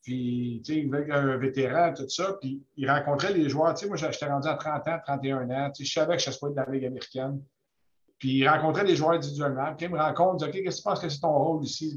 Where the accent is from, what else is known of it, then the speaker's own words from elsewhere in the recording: Quebec, Canada; je suis né au Québec